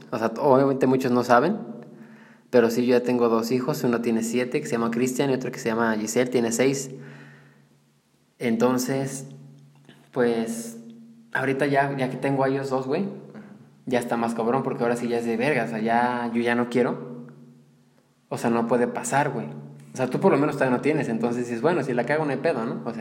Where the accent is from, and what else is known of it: Mexico